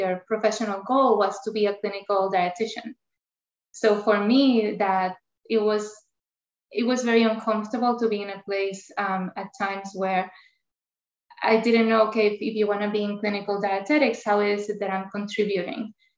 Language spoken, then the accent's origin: English; Puerto Rico; first language Spanish; English is a second language; moved away as an adult; now in United States; I have an accent. Not only my accent, because I grew up in Puerto Rico, Spanish is my first language